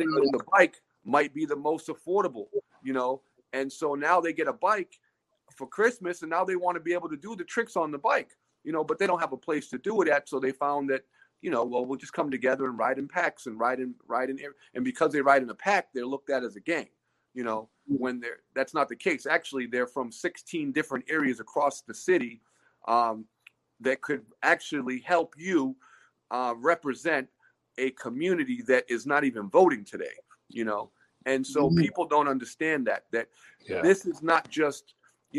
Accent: Cape Cod, Massachusetts, United States; growing up on the Cape

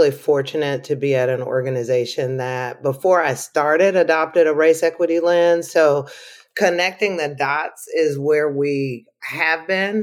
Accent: Arkansas, United States; now in North Carolina, United States; I'm a Southerner through and through. I'm originally from Arkansas.

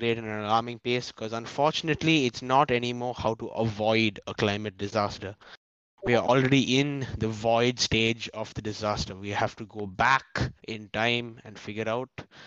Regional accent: India

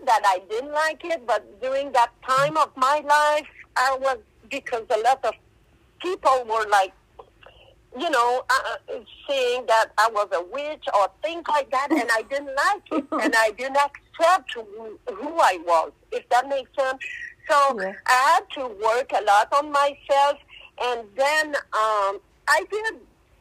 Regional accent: Quebec, Canada; first language French; English is a second language; I speak more French, so I'm from Quebec, Canada, and in Quebec we speak more French than English, so that's why I have that big accent

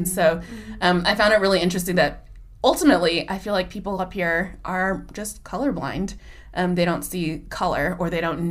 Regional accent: Bay Area, California, United States; moved away as an adult; now in Northern California, United States; growing up in the Bay Area, I mean, I was there basically my entire life, except for college and until I moved here

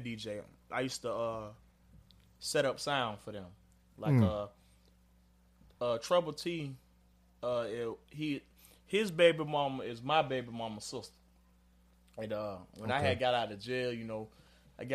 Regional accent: Jacksonville, Florida, United States; Born and raised, man. I'm from Florida Avenue

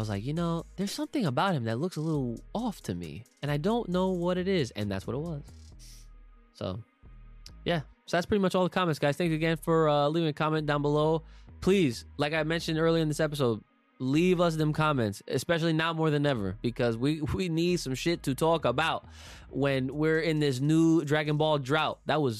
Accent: Australia; Also, I would like to confirm, I say Brekkie because I am Australian, not because I'm cute.

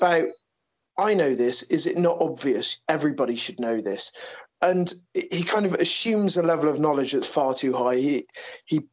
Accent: Somerset, South West England, United Kingdom; Growing up in Somerset in the 80s and 90s

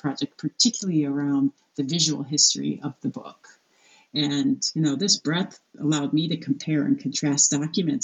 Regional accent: United States; as an American woman

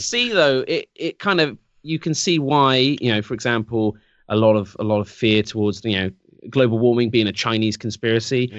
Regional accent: England, United Kingdom; I'm English

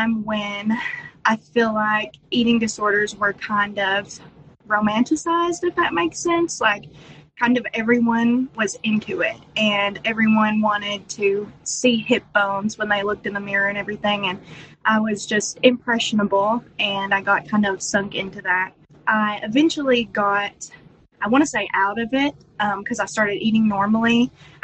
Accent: Eastern Kentucky, United States; I'm from Eastern Kentucky

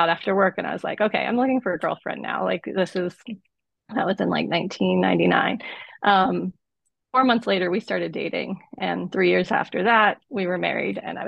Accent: Southeast, United States; I was born in 75 in the Southeast. So I was growing up in the 80s and 90s, and it's like, it was a pretty homophobic and conservative environment where I grew up.

